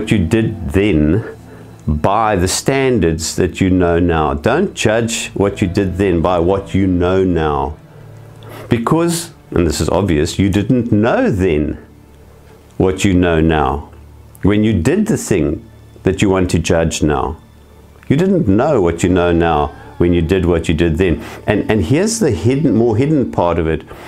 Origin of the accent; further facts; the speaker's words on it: South Africa; I was born white in South Africa